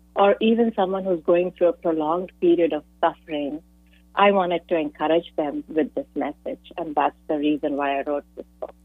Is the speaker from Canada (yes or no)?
no; India; moved away as an adult; now in San Jose, United States; I'm an immigrant from India, and I moved to the U.S.